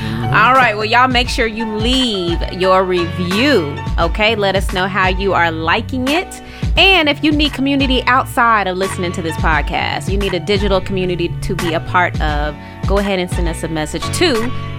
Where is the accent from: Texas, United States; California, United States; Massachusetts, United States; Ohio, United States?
Texas, United States; Dallas; No. Here, Dallas.